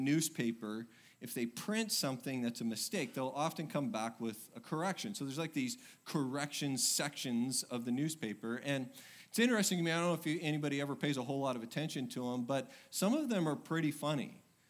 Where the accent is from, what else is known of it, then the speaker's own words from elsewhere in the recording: Oregon, United States; now in Texas, United States; I came from Oregon, and, you know, you would think I'd handle it, but I don't.